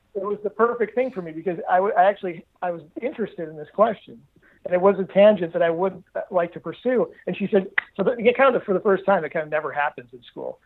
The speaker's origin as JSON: {"language": "English", "town": "Detroit", "region": "Michigan", "country": "United States", "tie": "born or raised there", "said": "I grew up in the Detroit area. Um, my dad's a car guy, and so I, I grew up in suburban Detroit"}